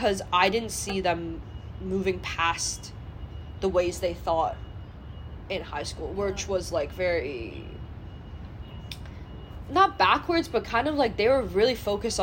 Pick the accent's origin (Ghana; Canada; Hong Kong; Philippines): Hong Kong; moved away; I'm from Hong Kong